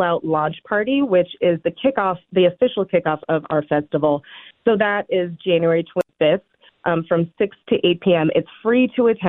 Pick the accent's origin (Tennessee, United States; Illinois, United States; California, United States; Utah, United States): California, United States; moved away as an adult; now in Minnesota, United States; I'm originally from California.